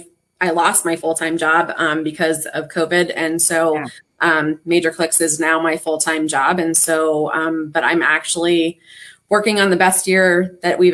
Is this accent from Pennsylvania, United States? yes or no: yes; Pittsburgh, Pennsylvania, United States; born there; I'm from the Pittsburgh area. That's where I was born, but I lived here when I was little, and I've lived here for about 12 or 13 years now. So this is kind of home, but Western PA is also home.